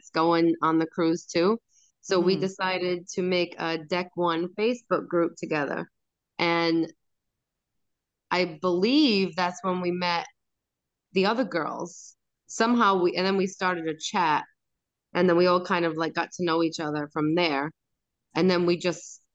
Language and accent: English; Rhode Island, United States